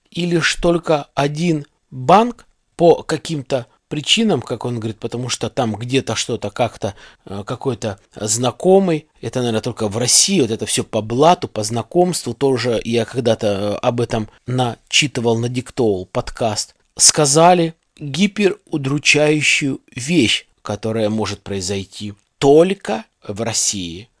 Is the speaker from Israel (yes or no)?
no; Kyrgyzstan; moved away as an adult; now in Russia; я из Средней Азии